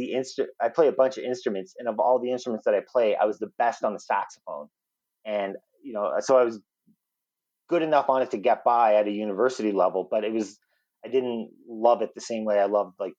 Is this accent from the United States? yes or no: no; Sydney, Nova Scotia, Canada; now in Calgary, Canada; So I was born in Nova Scotia. Live in Calgary now. I've been here for the last 15 years, but born and raised in Nova Scotia. I was born in Sydney on Cape Breton. And grew up there loving music.